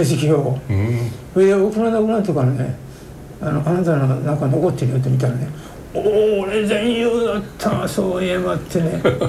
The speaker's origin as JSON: {"language": "Japanese", "town": "Nagoya", "region": "Aichi", "country": "Japan", "tie": "born or raised there", "moved": "as an adult", "said": "もう名古屋でずっとね、はい、大学出るまで名古屋におりましたから"}